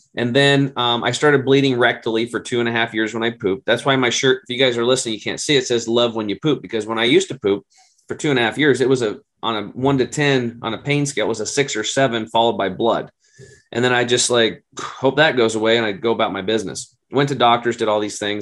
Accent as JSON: {"language": "English", "region": "Oregon", "country": "United States", "said": "it's an Oregon State University in my home state"}